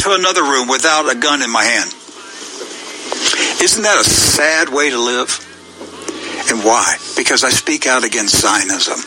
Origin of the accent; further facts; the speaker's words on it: Hagerstown, Maryland, United States; my hometown where I grew up, Hagerstown, Maryland